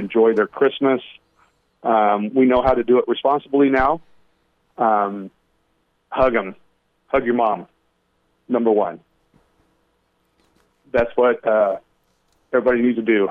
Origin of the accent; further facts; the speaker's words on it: Illinois, United States; moved away; I grew up in Illinois